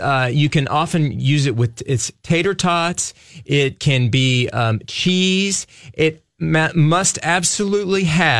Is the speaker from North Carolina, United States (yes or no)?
yes; North Carolina, United States; I grew up in North Carolina.